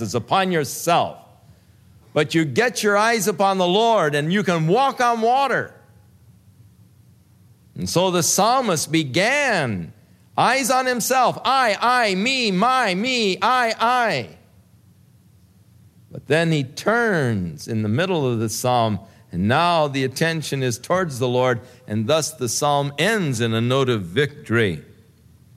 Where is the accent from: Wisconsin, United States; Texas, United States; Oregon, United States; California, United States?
California, United States; Ventura; I was born in the Big Sisters Hospital in Ventura